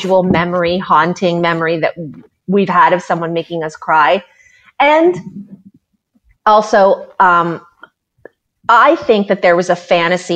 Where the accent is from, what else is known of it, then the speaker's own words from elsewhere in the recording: Canada; as a Canadian